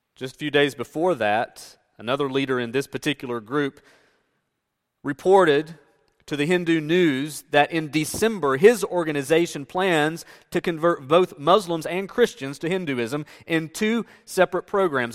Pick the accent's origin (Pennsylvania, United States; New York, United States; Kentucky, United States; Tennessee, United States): Tennessee, United States; Northeast; moved away; as I grew up in the South, and specifically in Northeast Tennessee, I grew up in an area where there were churches everywhere.